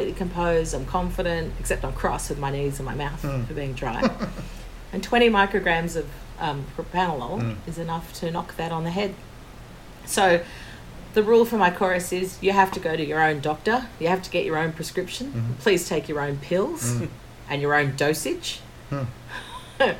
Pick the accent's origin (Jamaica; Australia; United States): Australia; we're the people from Australia